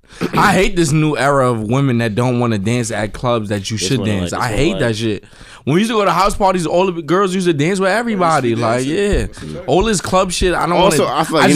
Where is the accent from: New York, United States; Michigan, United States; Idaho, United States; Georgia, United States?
New York, United States; New York City; I'm from Harlem.